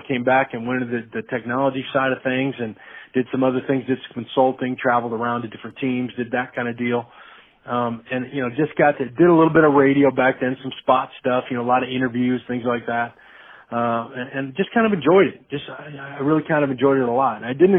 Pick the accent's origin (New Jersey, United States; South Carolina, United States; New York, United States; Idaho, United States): Idaho, United States; moved away as an adult; also born or lived in Nebraska / San Francisco; being from here, you know, I told her a lot of times that there was a time and a place that in my life I wanted to be back home.